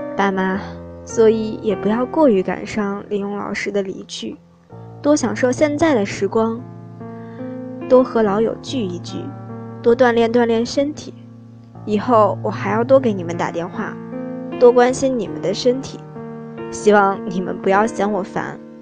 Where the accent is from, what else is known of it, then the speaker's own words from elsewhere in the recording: Jinchang, Gansu, China; moved away as an adult; now in Nanjing, China; 来自甘肃金昌。我在南京大学